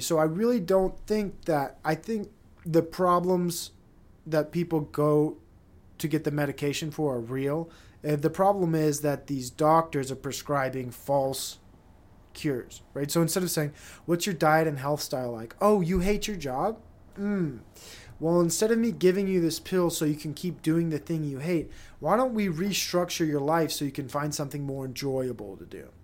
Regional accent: Provo, Utah, United States; I'm a Provo kid, and I am Mormon

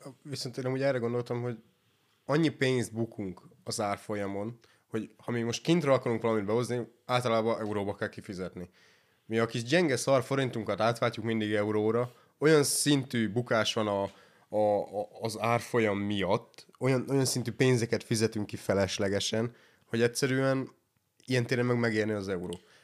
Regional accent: Sopron, Győr-Moson-Sopron, Hungary; mi soproniak vagyunk

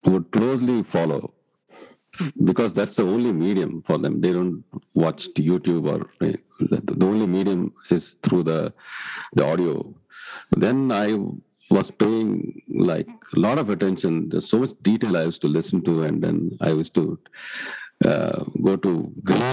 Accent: Karnataka, India; I am from Karnataka.

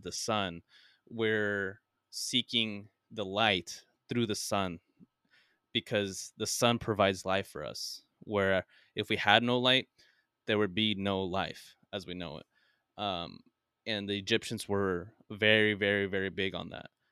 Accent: United States; being American

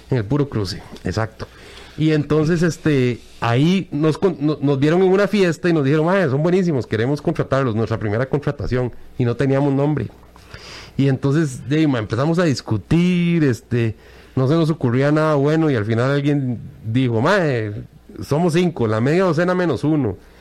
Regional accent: Costa Rica; como ticos nosotros vivimos criticando

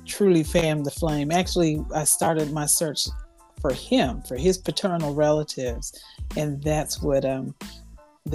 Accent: California, United States; I grew up in California, and most of my family were in Missouri and beyond

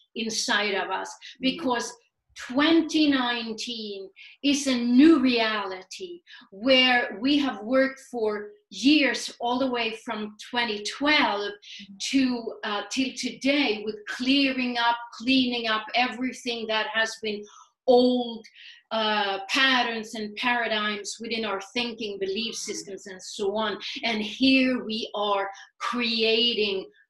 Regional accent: Sweden; moved away as an adult; also born or lived in New York City; now in United States; I was born and raised in Sweden

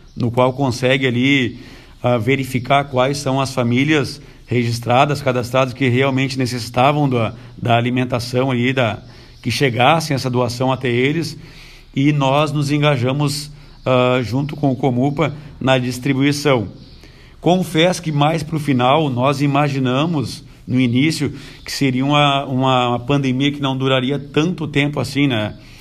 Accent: Tramandaí, Rio Grande do Sul, Brazil; moved away as an adult; also born or lived in Santo Antônio da Patrulha; eu sou natural de Tramandaí, nasci lá na Barra, em Tramandaí

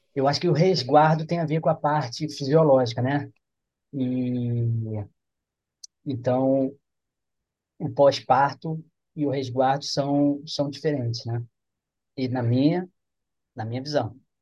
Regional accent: Rio, Rio de Janeiro, Brazil; now in Campos dos Goytacazes, Brazil; eu sou do Rio

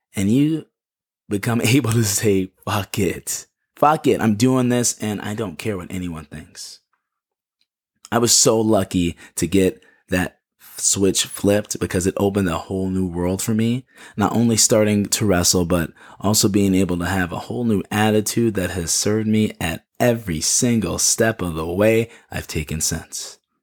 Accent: Chicago, Illinois, United States; Chicago, which is my hometown

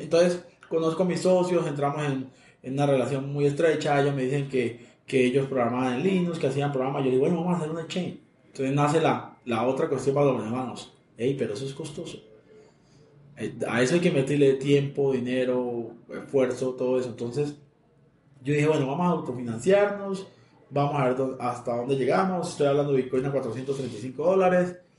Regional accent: Táchira, Venezuela; accent: Colombian; moved away as an adult; also born or lived in Houston, United States; now in Bogotá, Colombia; yo tengo una voz de colombiano, pero pues eh, yo he vivido toda mi vida en Venezuela, me considero más venezolano que colombiano. 33 eh, años pasé mi vida en el Táchira, yo me considero andino

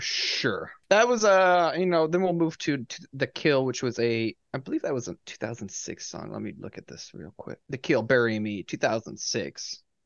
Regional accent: New England, United States; I am from New England

